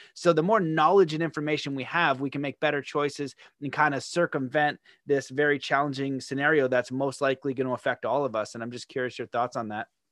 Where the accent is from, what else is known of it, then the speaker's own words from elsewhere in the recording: Canada; as a Canadian